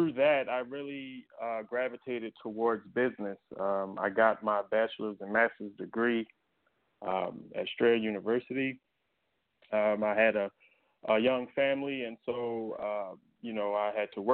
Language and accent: English; Baltimore, Maryland, United States; I was born in Baltimore City. I lived there until high school